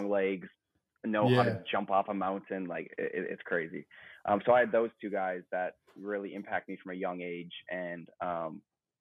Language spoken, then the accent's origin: English; Duluth, Minnesota, United States; moved away as an adult; now in Charlotte, United States; I'm originally from Duluth, Minnesota, about 3 hours north of Minneapolis.